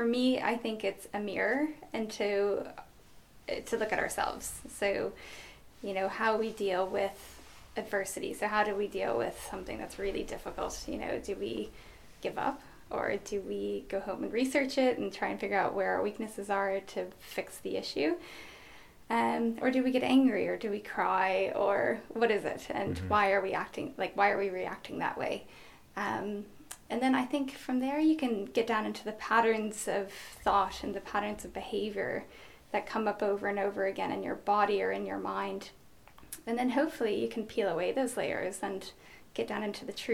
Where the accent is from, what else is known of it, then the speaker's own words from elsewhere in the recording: United States; now in Ireland; I'm an American, but I live in Ireland.